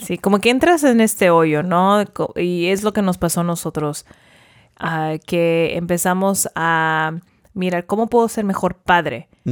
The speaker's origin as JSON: {"language": "Spanish", "town": "Porterville", "region": "California", "country": "United States", "tie": "born or raised there", "also_born_or_lived": "Davis, California / Los Angeles, California", "said": "yo nací en Porterville, viví toda mi vida allí"}